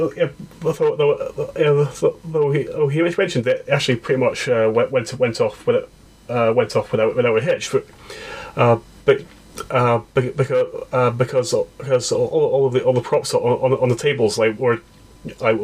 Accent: Scotland, United Kingdom; we're Scottish

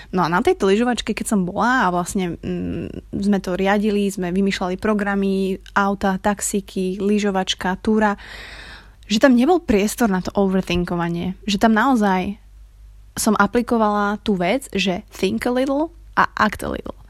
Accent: Krasňany, Žilina Region, Slovakia; ako sa hovorí u nás v Krasňanoch

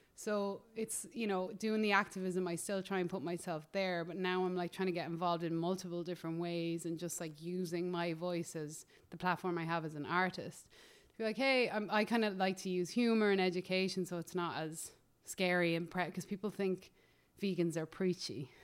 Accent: Ireland; moved away as an adult; also born or lived in Los Angeles, United States; now in United States; as an Irish person

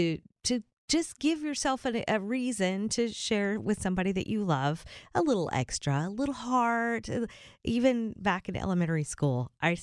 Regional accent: the South, United States; We are from the South, but down is still a little bit extra.

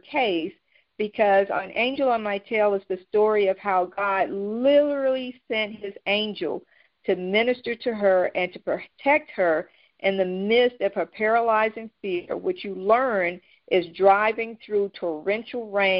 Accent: North Carolina, United States; moved away as an adult; now in South Florida, United States; I am a transplant from North Carolina.

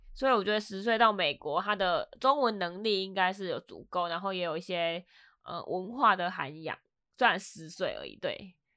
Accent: Taiwan; now in Los Angeles, United States; I'm from Taiwan

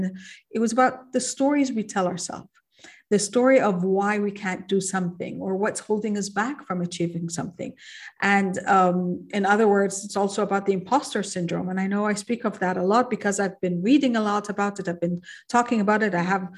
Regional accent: Kuwait; also born or lived in Egypt; now in Qatar; Like, I'm an Egyptian. I was born and raised in Kuwait. I went to Egypt and I was still an expat and a foreigner in my own country

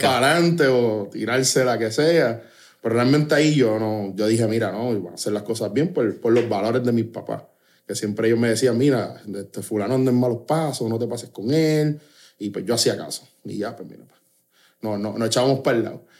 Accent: Trujillo Alto, Puerto Rico; yo me crié en Trujillo Alto

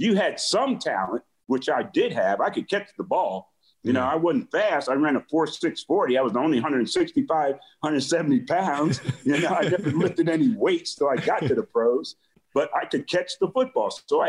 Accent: South River, New Jersey, United States; I come from South River High School in New Jersey, and it was a big deal to play for football for South River High School.

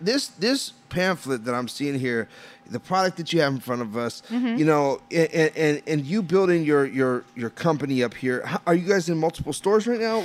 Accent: Puerto Rico; I'm Puerto Rican

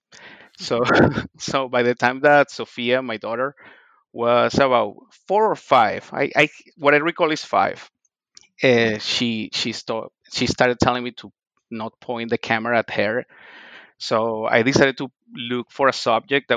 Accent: La Guaira, Venezuela; English is a second language; moved away as an adult; also born or lived in Ohio / Boston; now in Mohawk Valley, United States; I am originally from Venezuela. I grew up in the town of La Guaira, mostly playing baseball and surfing

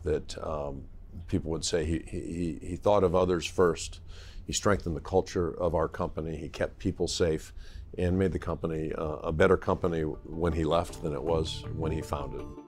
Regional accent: Golden, Colorado, United States; moved away; also born or lived in Los Alamos, New Mexico; I was born in Los Alamos, New Mexico. My dad worked at the National Lab, uh, and, uh, and I grew up in, uh, Colorado, Golden, Colorado

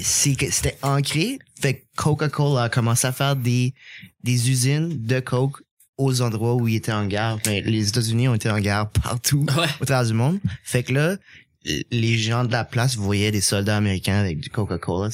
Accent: Acadia, Canada; je suis acadien

